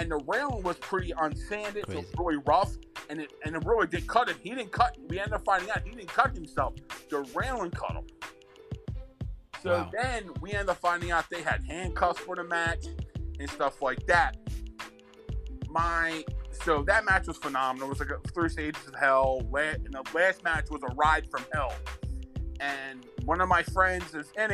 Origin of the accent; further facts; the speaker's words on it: Philadelphia, Pennsylvania, United States; I'm from Philly.